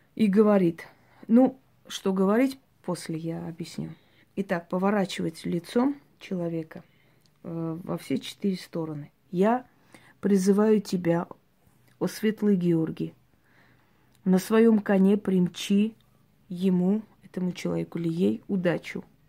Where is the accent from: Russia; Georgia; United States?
Georgia; я родилась в Грузии